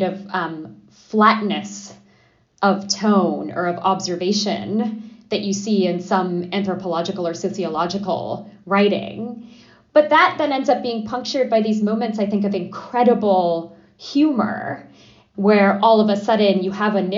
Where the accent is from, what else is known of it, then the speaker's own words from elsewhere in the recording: New York City, New York, United States; also born or lived in Adana, Turkey; I was four when we moved to Brooklyn, and I was very much raised with this